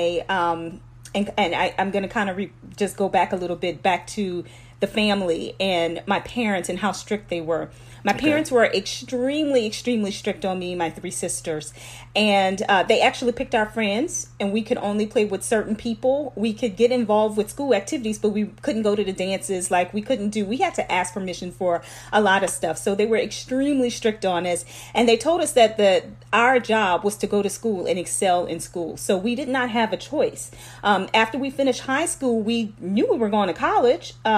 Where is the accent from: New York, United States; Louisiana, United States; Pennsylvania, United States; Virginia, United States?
Louisiana, United States; Lafayette; I am originally from Lafayette, Louisiana, and those of you guys who are listening, you will know this neighborhood is Wine Alley, so that is where I'm from